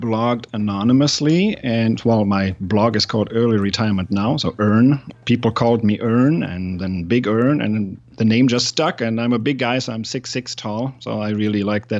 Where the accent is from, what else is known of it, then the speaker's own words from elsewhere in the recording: Germany; English is a second language; I'm from Germany originally.